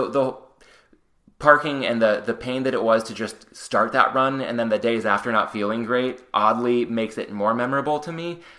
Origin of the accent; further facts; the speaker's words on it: San Diego, California, United States; now in Los Angeles, United States; my hometown